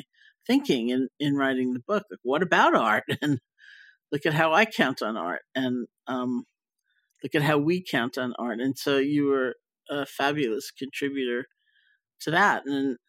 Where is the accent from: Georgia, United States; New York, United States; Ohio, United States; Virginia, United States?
New York, United States; also born or lived in Barre; I was growing up in Washington Heights